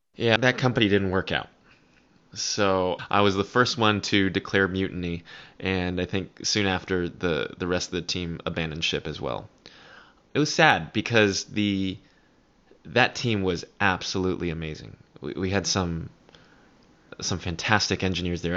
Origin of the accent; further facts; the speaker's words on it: Foster City, California, United States; I grew up in the Bay Area, in a pretty Asian community, Foster City